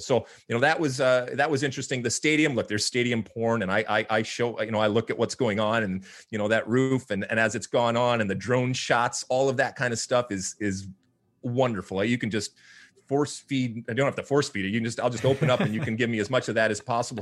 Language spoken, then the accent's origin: English; Michigan, United States; now in Southern California, United States; My, my wife and I, we grew up in Michigan